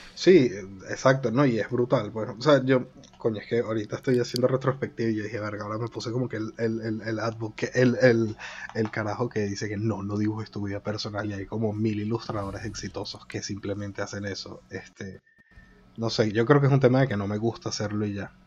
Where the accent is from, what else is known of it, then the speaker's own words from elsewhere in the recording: Venezuela; now in Madrid, Spain; Dos venezolanos, uno en Madrid